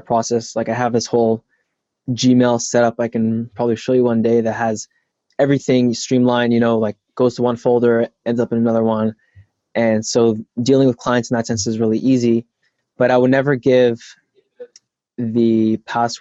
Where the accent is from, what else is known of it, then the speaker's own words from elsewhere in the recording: Toronto, Ontario, Canada; moved away; I'm actually from Toronto. I'm not from the States